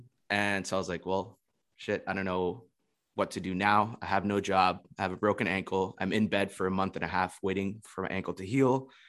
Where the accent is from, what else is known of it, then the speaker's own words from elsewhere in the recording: Florida, United States; also born or lived in Indonesia; I'm originally from Florida, but I've been traveling for the past 2 years